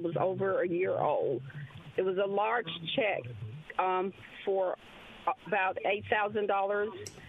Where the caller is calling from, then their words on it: Clinton, United States; Yes, this is …. I'm calling from Clinton.